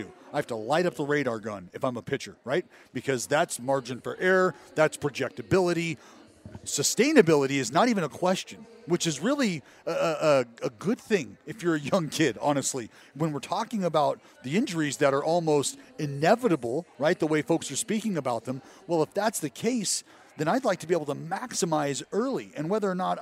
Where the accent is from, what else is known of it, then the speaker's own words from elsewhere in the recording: Stockton, California, United States; also born or lived in Sacramento / Oakland; growing up in Stockton, going to junior college in Sacramento, eventually making my way back to Oakland